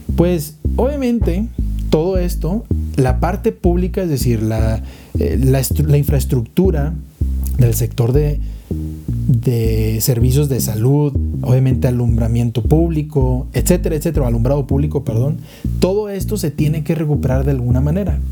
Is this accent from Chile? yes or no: no; Monterrey, Nuevo León, Mexico; moved away as an adult; now in Mexico City, Mexico; yo soy de Monterrey, me viene para, para Ciudad de México